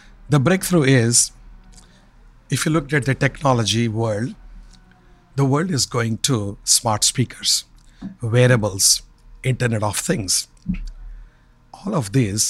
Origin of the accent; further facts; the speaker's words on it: India; moved away; Growing up in India, we never had television